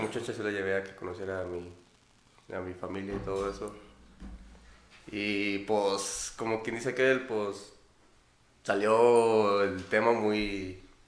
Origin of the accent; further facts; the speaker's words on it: Celaya, Guanajuato, Mexico; now in United States; soy de Guanajuato, Celaya, y pues normalmente voy ahí en un rancho donde vive mi mamá o en la ciudad donde vive mi papá